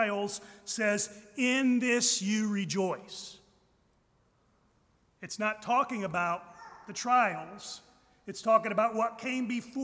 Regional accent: United States; as American Christians

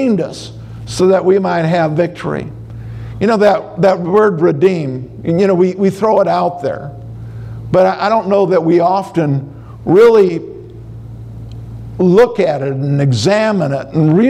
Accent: Minnesota, United States; I'm from Minnesota

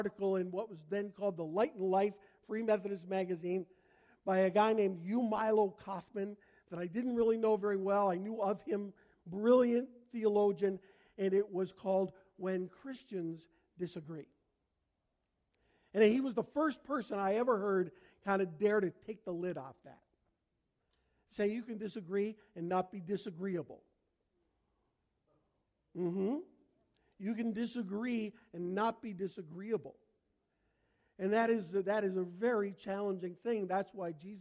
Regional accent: Canada; accent: Canadian; moved away; my Canadian accent

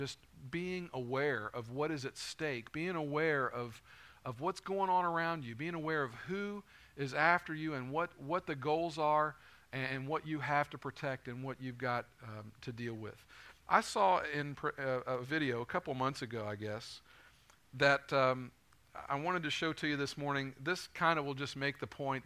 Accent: Northern Kentucky, United States; I grew up in Northern Kentucky, so I'm a UK fan

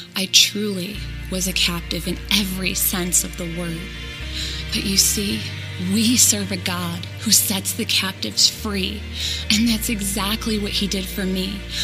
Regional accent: Euclid, Ohio, United States; my story begins in Euclid, Ohio

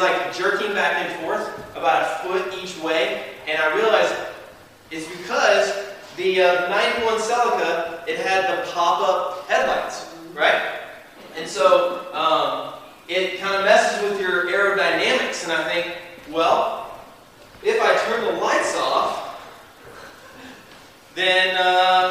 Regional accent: the South, United States; I'm from the South

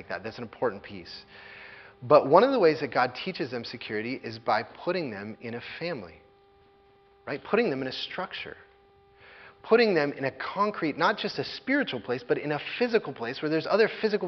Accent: United States; as American evangelical Christians

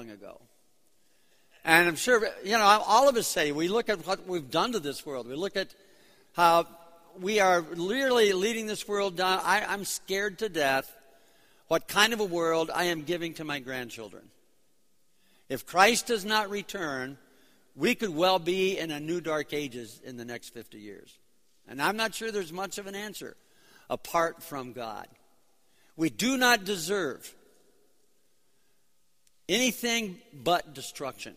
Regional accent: Chicago, Illinois, United States; also born or lived in New York City; I'm from Chicago. We're here for 2 weeks from Chicago.

